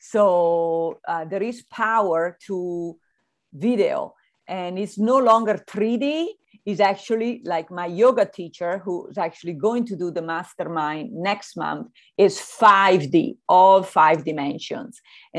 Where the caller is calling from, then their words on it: Santa Barbara, California, United States; Well, I'm connecting from Santa Barbara by the zoo.